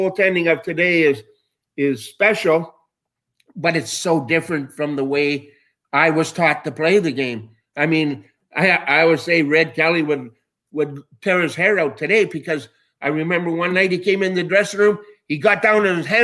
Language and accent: English; Winnipeg, Manitoba, Canada; moved away as an adult; growing up in Winnipeg